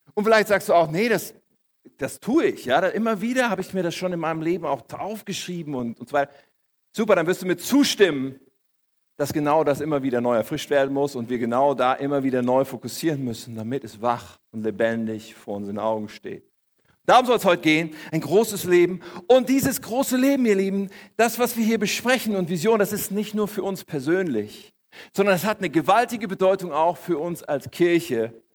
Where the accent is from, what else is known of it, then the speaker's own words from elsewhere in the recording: Germany; ich bin hier in Deutschland aufgewachsen